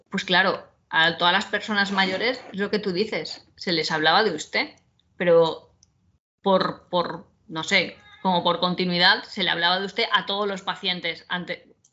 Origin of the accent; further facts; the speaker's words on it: Valencia, Valencian Community, Spain; now in Alicante, Spain; yo soy de Valencia y luego por trabajo me vine aquí de Alicante